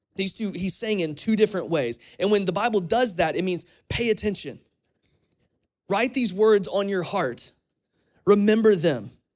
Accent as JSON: {"language": "English", "town": "Crestview", "region": "Florida", "country": "United States", "tie": "born or raised there", "moved": "yes", "lives_now": "Kentucky, United States", "said": "my hometown of Florida, in Crestview"}